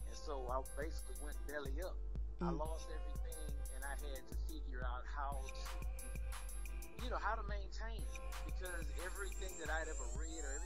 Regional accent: Port Arthur, Texas, United States; moved away as an adult; also born or lived in San Antonio, Texas / Austin, Texas; now in Dallas, United States; I'm a Texas boy, a real Texas boy. I'm from a city called Fort Arthur, Texas

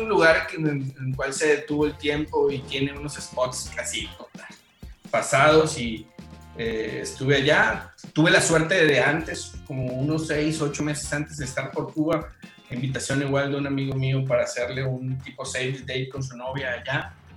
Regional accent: Tabasco, Mexico; moved away as an adult; now in Mérida, Mexico; soy oriundo de Tabasco

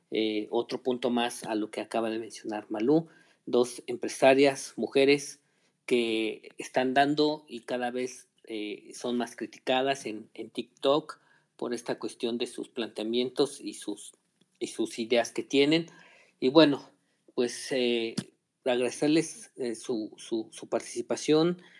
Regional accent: Mexico; como mexicanos que somos

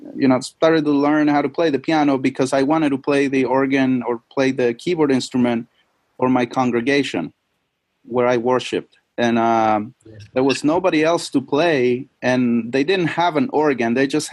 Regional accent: Chile; moved away; I'm originally from Chile. Chile is South America, right next to Argentina. It's a very long country.

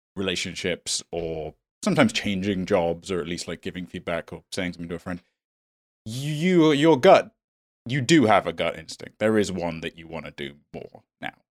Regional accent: United Kingdom; me being British and being Indian

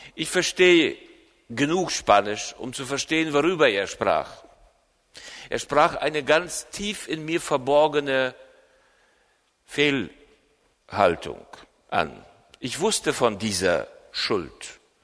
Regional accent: Germany; hier bei uns in Deutschland

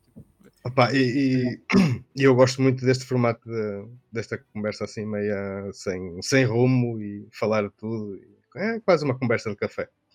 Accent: Norte, Portugal; accent: northern; eu tenho um, sotaque, um sotaque mais aqui do norte

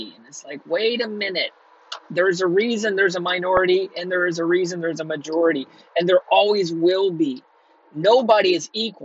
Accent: Texas, United States; moved away as an adult; also born or lived in Southern California; I'm from Texas

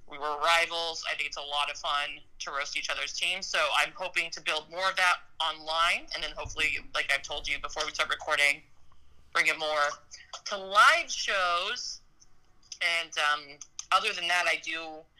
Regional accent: North Dakota, United States; born there; So I I was born into a military family in North Dakota, and so half my half my roots are in Minnesot

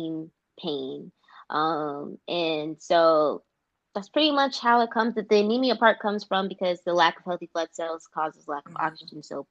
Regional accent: Atlanta, Georgia, United States; moved away as an adult; now in Washington, DC, United States; I am born and raised in Atlanta, Georgia

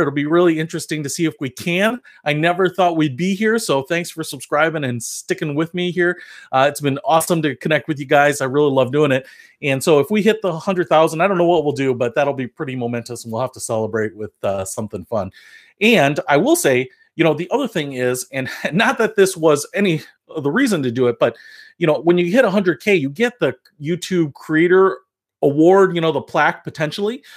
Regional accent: Detroit, Michigan, United States; now in Illinois, United States; I'm originally from Detroit, so here in the Midwest

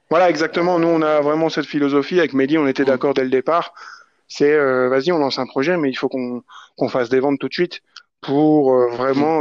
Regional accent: France; on est français

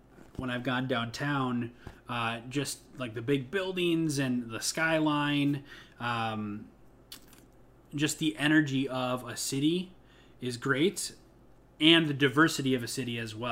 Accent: Midwest, United States; now in Chicago, United States; Midwestern values in people that I grew up

